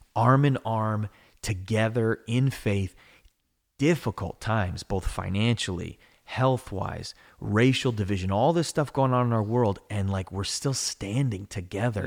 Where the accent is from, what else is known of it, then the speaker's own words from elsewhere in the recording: United States; I'm an American. I love America